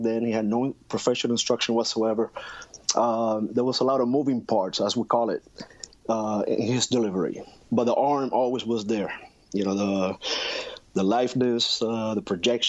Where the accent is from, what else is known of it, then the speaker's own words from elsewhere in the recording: Puerto Rico; moved away; growing up in Puerto Rico, especially in the 80s